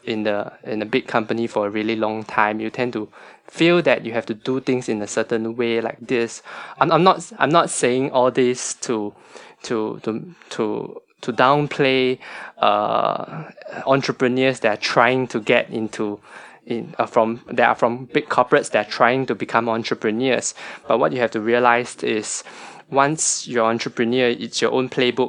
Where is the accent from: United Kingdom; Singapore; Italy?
Singapore; a Singaporean staying that's born and bred in Singapore, most of us have like a house